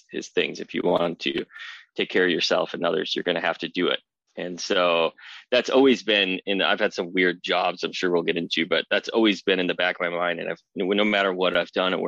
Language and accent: English; Wisconsin, United States; now in West Coast, United States; I'm originally from Wisconsin. I live on the West Coast now.